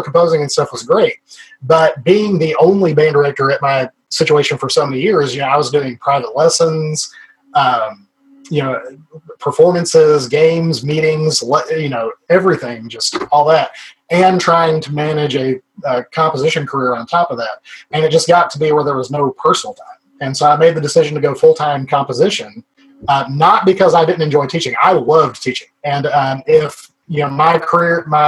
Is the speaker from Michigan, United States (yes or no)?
no; Arkansas, United States; we are from Arkansas, and I'm very proudly from Arkansas